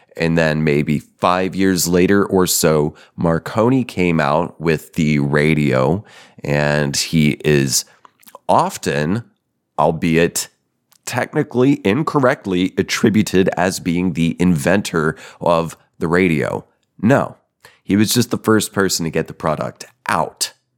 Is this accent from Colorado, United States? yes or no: yes; Denver, Colorado, United States; moved away; I'm a Colorado baby, born and partially raised. Yep, I'm from Denver.